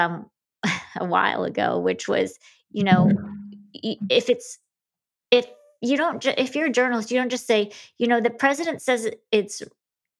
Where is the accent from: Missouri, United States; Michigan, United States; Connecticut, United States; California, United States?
Michigan, United States; Grand Rapids; I'm from Grand Rapids, Whitney. Well, that's mostly where I grew up in Michigan